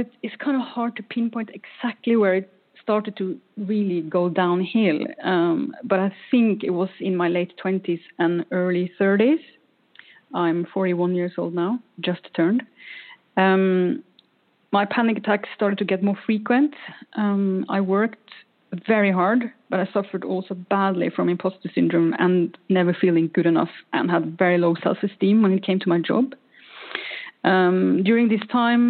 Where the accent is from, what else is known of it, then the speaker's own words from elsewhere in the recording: Norway; now in Sweden; I am not Swedish, even though I live in Sweden. I am from Norway. I was born in a small coastal town in Norway.